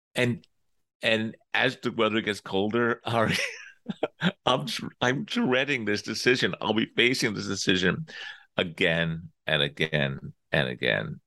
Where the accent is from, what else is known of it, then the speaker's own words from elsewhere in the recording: Long Island, New York, United States; I'm from New York. I grew up, uh, out in sort of the middle part of Long Island